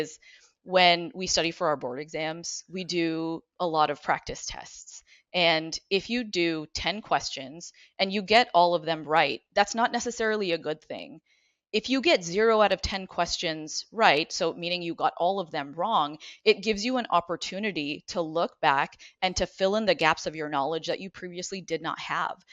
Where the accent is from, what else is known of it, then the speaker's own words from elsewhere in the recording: Ottawa, Ontario, Canada; now in Cleveland, United States; I grew up in Ottawa. I'm originally from Canada